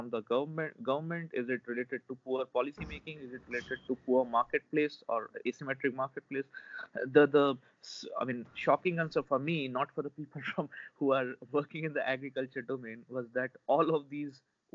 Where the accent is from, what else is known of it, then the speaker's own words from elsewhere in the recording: India; as an Indian, and especially myself, having been, you know, technically been born and brought up within the umbrella of the Indian Space Agency